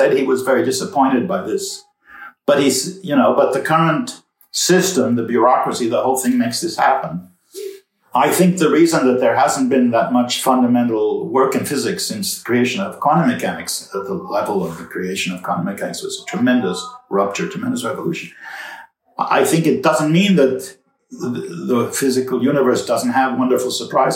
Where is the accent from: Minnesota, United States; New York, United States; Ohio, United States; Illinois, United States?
New York, United States; New York City; It turns out we're both from New York City. We went to public schools in New York City, high schools in New York City